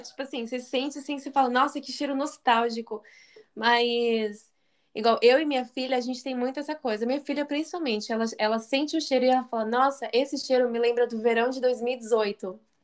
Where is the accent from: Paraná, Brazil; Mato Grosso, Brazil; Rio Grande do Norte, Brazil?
Paraná, Brazil; now in Japan; eu sou do Paraná